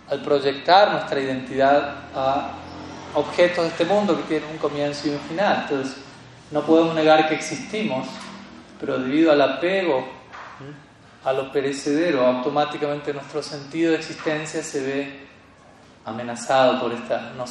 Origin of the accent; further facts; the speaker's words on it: Colombia; Yo soy, soy colombiano